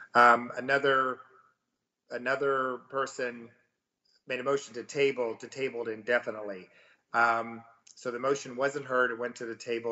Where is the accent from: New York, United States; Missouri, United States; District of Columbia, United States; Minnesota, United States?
Missouri, United States; now in Texas, United States; I'm actually from Missouri